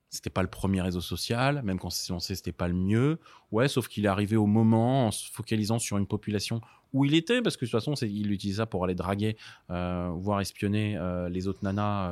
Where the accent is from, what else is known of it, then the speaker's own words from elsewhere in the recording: Paris, Île-de-France, France; j'ai grandi à Paris dans le 13e